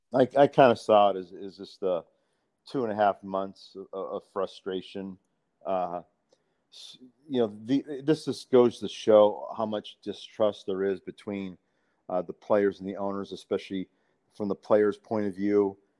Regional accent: Bay Area, California, United States; I grew up in the Bay Area

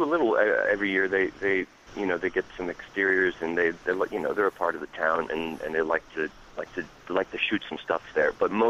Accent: Hackettstown, New Jersey, United States; moved away; also born or lived in Pennsylvania; I'm very much tri-state to my core. I was born and raised in Jersey, then I went to school in Pennsylvania

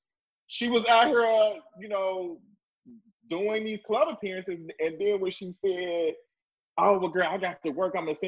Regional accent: Memphis, Tennessee, United States; moved away as an adult; now in Atlanta, United States; I grew up in Memphis, Tennessee. I'm born and raised there all of my life. I moved to Atlanta

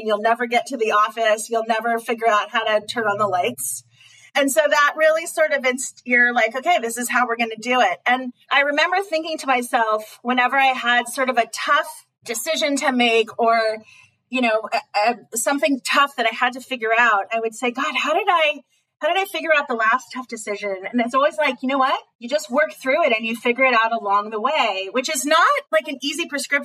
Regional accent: Pasadena, California, United States; I'm from Pasadena.

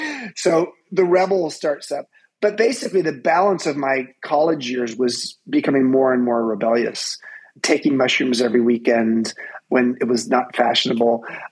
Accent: Southern California, United States; I grew up in Southern California. I was born 5 miles from Disneyland in 1960. And I was the firstborn of 2 firstborn. My parents were both the firstborn in their families. I was the firstborn. I'm the only son.

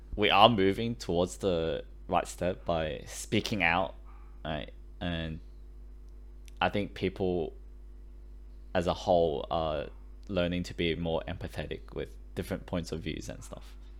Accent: Australia; English is a second language; I came to Australia when I was seven years old.

